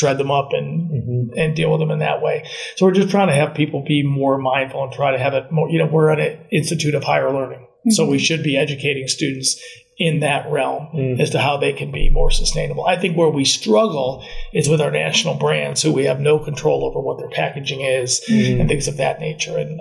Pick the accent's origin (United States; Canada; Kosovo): United States; New York; moved away; I'm originally from New York, and I mean, we recycled everything when I lived in New York